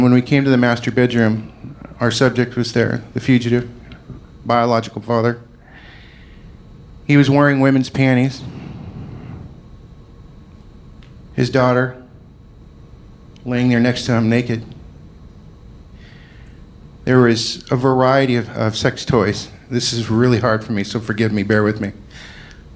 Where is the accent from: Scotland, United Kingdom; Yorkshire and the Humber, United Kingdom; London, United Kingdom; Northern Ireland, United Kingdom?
Scotland, United Kingdom; I'm Scottish